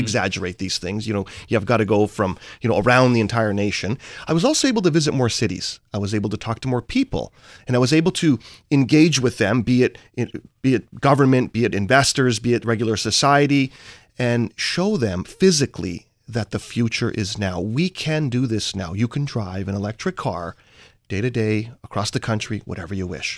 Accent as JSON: {"language": "English", "town": "Vancouver", "region": "British Columbia", "country": "Canada", "tie": "born or raised there", "said": "I'm from Vancouver, Canada, and what software is to Seattle is what, let's say, energy, commodities, natural resources are to Vancouver, Canada"}